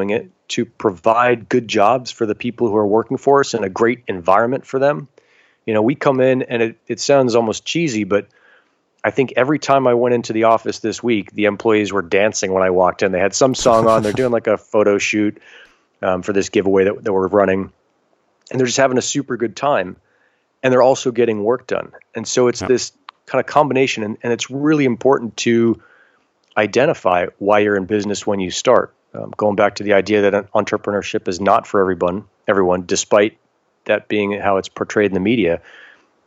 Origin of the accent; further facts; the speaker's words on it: United States; being American, we're already born into this really gifted place